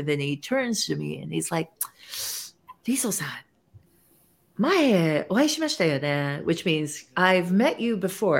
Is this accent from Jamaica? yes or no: no; Japan; moved away as an adult; now in United States; I grew up in Japan and then continued to work in Japan. So really all of my almost 30 years of my life was in Japan. So when I moved to the States